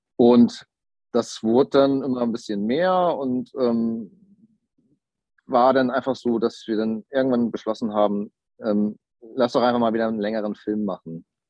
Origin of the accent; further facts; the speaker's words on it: Kiel, Schleswig-Holstein, Germany; moved away as an adult; now in Hamburg, Germany; Ich komme ursprünglich aus Kiel, lebe aber mittlerweile jobbedingt in Hamburg